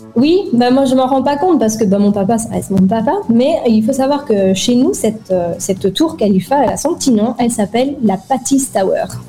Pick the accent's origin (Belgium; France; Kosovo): Belgium; moved away as an adult; also born or lived in Dubai, United Arab Emirates; quand on a quitté la Belgique et qu'on s'est installé à Dubaï